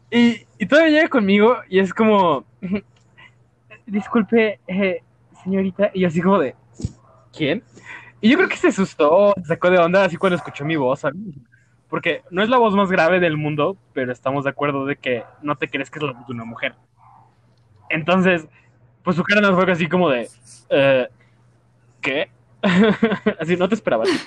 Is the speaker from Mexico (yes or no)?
yes; Mexico